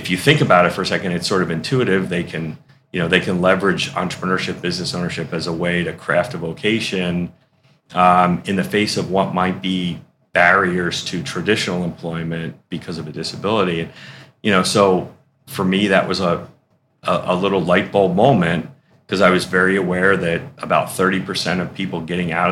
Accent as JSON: {"language": "English", "town": "Philadelphia", "region": "Pennsylvania", "country": "United States", "tie": "born or raised there", "moved": "as an adult", "lives_now": "Syracuse, United States", "said": "I grew up in Philadelphia."}